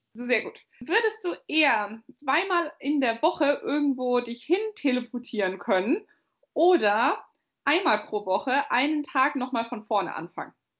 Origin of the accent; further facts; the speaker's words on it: Bavaria, Germany; ich komme aus Bayern.